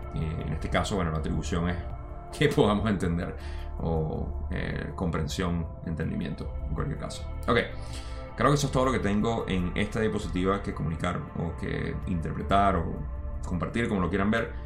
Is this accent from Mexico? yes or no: no; Venezuela; moved away; yo me crié en Venezuela